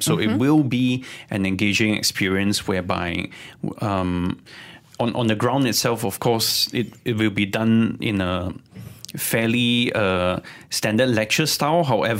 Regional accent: Sabah, Malaysia; I'm also from Sabah.

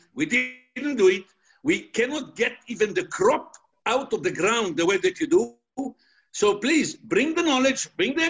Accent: Israel; moved away; I'm originally from Israel

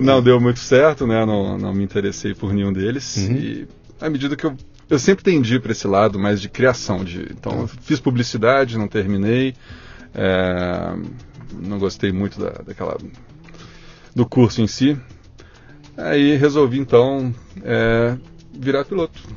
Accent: Belo Horizonte, Minas Gerais, Brazil; Nasci em Belo Horizonte, oh. capital de Minas Gerais. Sim. Sou mineirinho

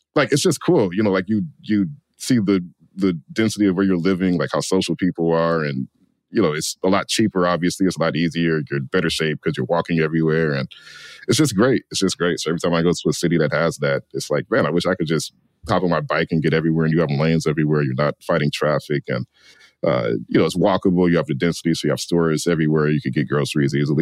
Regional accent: Detroit, Michigan, United States; growing up in Detroit, obviously the border city and it's very car dependent here.

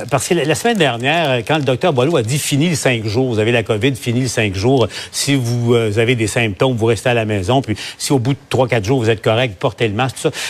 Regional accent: Canada; chez nous au Canada.

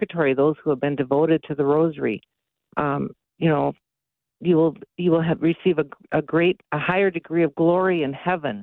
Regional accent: Minneapolis, Minnesota, United States; I'm from Minneapolis

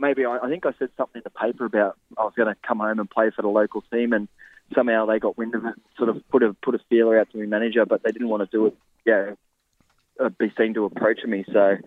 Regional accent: New South Wales, Australia; moved away as an adult; now in Sydney, Australia; my hometown where I grew up.

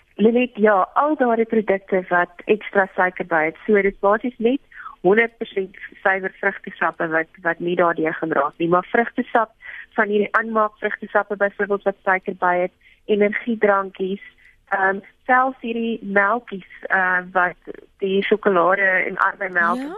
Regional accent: South Africa

